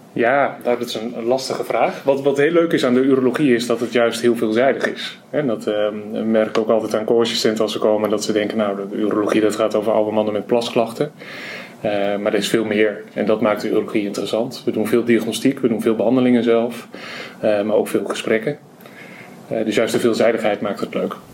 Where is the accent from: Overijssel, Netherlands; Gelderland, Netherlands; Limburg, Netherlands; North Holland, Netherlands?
Overijssel, Netherlands; Twente; moved away as an adult; now in Groningen, Netherlands; ik ben geboren en getogen in Overijssel in Twente een dorpje vlakbij Almelo